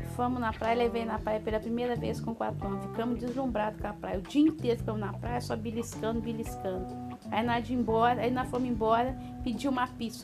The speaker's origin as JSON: {"language": "Portuguese", "town": "Guarani", "region": "Minas Gerais", "country": "Brazil", "tie": "born or raised there", "said": "minha infância em Guarani foi sempre trabalhar"}